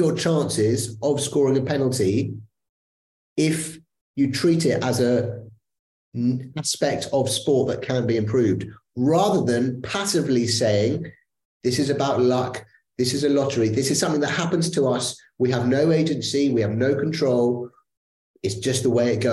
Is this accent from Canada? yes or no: no; England, United Kingdom; I am, as you can tell from my accent, an Englishman, proud Englishman